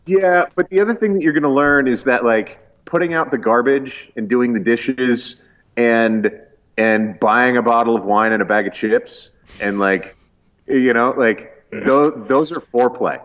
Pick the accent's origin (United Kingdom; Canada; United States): Canada; East Coast of Canada, Atlantic Canada; I grew up in the East Coast